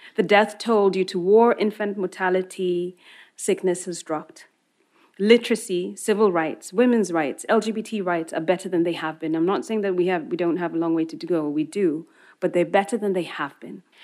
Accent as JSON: {"language": "English", "country": "Kenya"}